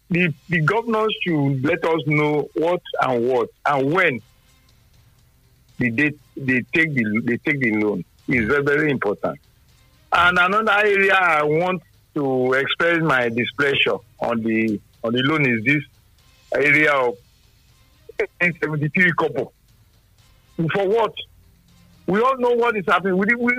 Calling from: Sango, Ogun State, Nigeria; I'm calling from Sango.

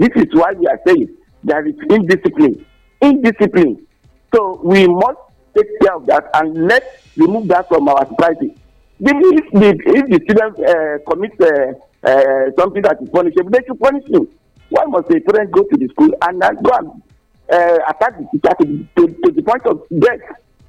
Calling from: Nigeria; I'm calling from Kuto.

